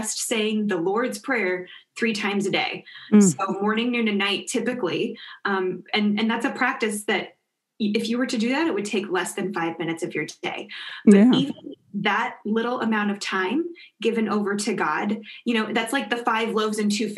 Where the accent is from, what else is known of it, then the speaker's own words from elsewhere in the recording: Kansas, United States; moved away as an adult; also born or lived in Notre Dame, Indiana; I grew up in Kansas